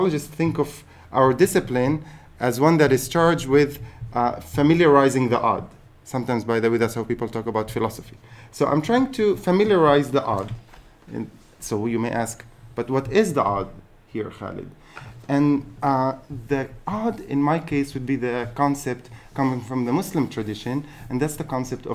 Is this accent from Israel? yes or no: yes; Haifa, Haifa District, Israel; I happen to be a Palestinian citizen of Israel. I'm born and raised in Haifa